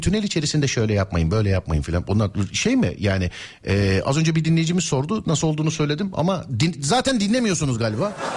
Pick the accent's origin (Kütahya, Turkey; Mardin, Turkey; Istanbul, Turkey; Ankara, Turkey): Istanbul, Turkey; 40 yıllık İstanbulluyum ben